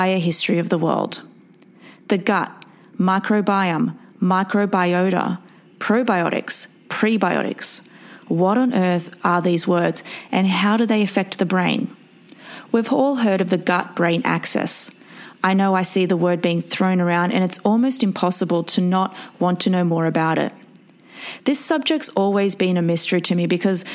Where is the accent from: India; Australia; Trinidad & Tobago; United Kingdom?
Australia; now in New York City, United States; medical neuroscientist from Australia living in New York City